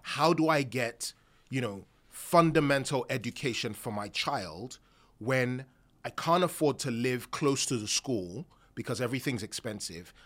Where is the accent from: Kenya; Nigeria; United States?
Nigeria; Nigerian myself